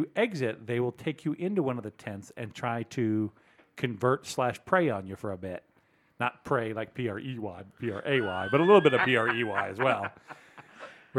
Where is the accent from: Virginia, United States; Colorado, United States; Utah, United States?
Virginia, United States; Lynchburg; I will out myself as being from there.